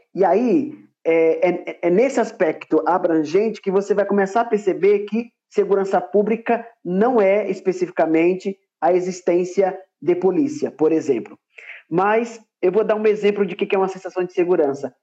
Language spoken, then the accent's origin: Portuguese; Paraíba, Brazil; now in São Paulo, Brazil; eu nasci, na verdade, na Paraíba, mas atualmente eu moro em São Paulo